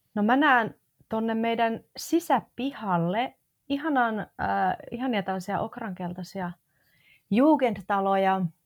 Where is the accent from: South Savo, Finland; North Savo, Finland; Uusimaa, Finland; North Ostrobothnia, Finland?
North Ostrobothnia, Finland; Oulu; moved away as an adult; also born or lived in Tampere / Madrid; now in Helsinki, Finland; Mä synnyin siis Oulussa ää, ja tota, Oulusta pohjoisesta ponnistan